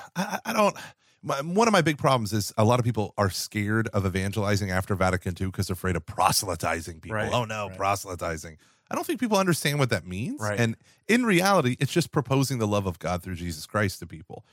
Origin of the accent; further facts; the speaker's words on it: United States; as an American